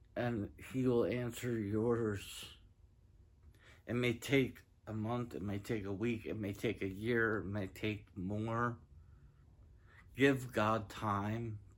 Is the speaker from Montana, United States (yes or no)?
no; Granbury, Texas, United States; I'm from Granbury, Texas